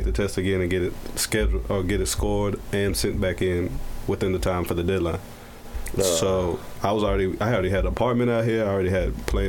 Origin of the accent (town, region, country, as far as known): Lubbock, Texas, United States; born or raised there; moved away as an adult; also born or lived in Puerto Rico / San Antonio, Texas; now in Austin, United States